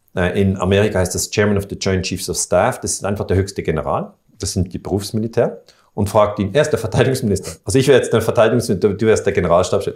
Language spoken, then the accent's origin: German; Switzerland; Dazu bin ich Schweizer und ich bin 48 Jahre